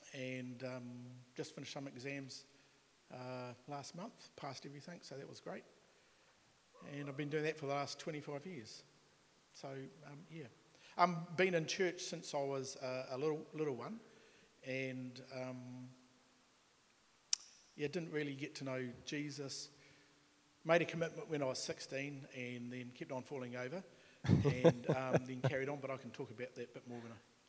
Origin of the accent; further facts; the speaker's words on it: Wainuiomata, Wellington, New Zealand; I was born up in Wainuiomata in the 60s, turning 62 next year, so small presents next time, please. Grew up there, went to school